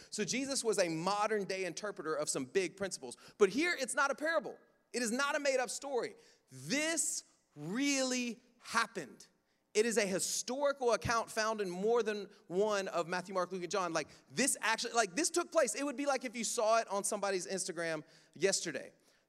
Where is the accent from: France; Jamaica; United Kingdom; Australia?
Jamaica; Again, I come from Jamaica, so they'll shout me down.